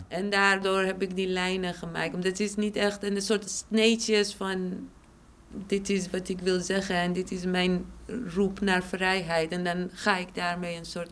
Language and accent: Dutch; Shiraz, Fars, Iran; now in Amsterdam, Netherlands; stad Shiraz waar ik vandaan kom